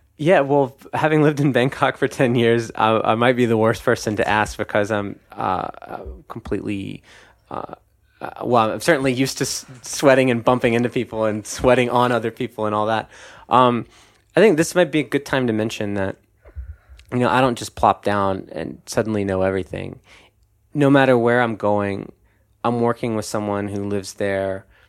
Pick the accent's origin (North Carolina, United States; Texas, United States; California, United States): North Carolina, United States; my home state, uh, North Carolina, which is in the South